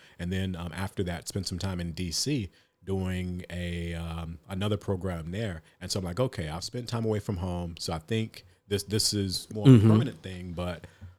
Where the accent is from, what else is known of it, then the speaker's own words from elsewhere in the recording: North Carolina, United States; That wasn't it for me, because I'm from North Carolina, and I thought Chicago was big.